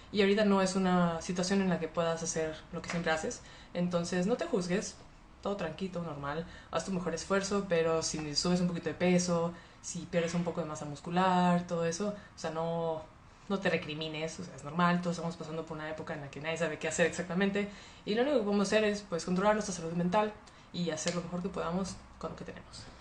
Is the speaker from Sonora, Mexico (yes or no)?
no; Monterrey, Nuevo León, Mexico; moved away as an adult; now in Mexico City, Mexico; Pues bueno, soy regia, nací en Monterrey y viví en Monterrey 23 eh, años de mi vida. Actualmente llevo dos años en la Ciudad de México.